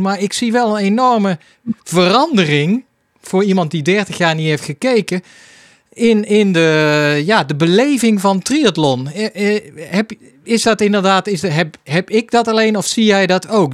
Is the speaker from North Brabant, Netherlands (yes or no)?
yes; Hilvarenbeek, North Brabant, Netherlands; Hilvarenbeek, mijn geboortedorp